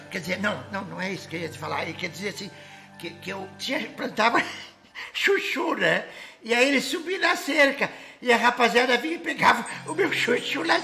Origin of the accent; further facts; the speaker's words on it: Pelotas, Rio Grande do Sul, Brazil; Ah, meu time, eu sou lá de Pelotas, né?